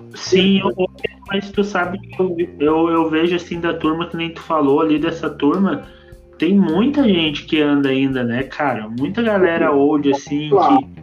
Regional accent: Campo Bom, Rio Grande do Sul, Brazil; a nossa pista aqui de Campo Bom, a gente é de Campo Bom

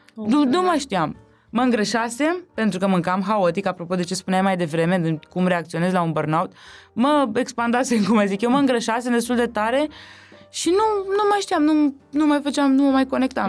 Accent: Romania; ai mei și eu provin de undeva de lângă București

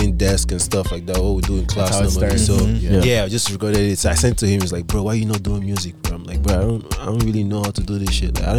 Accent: Delta, Nigeria; now in Canada; Nigeria, Delta States.

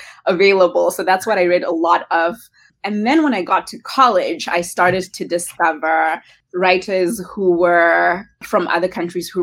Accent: Harare, Zimbabwe; moved away as an adult; also born or lived in Bulawayo; now in United States; Yes, born and raised in Harare.

